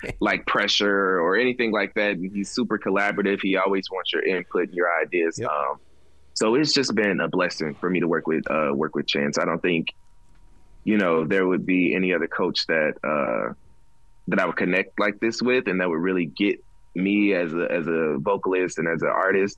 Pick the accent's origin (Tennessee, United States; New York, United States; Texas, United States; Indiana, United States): Indiana, United States; Gary; I'm from Gary, Indiana